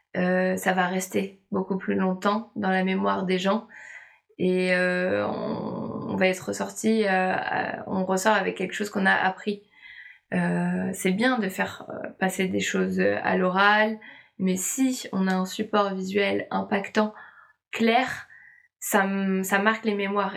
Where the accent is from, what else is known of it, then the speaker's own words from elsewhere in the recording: Nantes, Pays de la Loire, France; une entreprise à Nantes, là, là d'où je viens